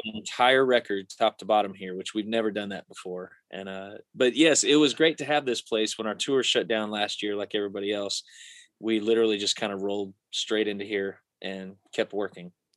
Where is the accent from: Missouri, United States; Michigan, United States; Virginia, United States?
Missouri, United States; we grew up in Missouri together